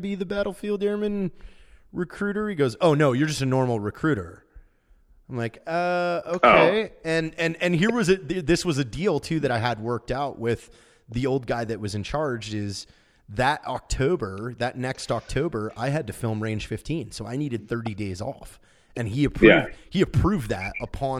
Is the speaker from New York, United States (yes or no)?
no; Washington, United States; I'm from Washington State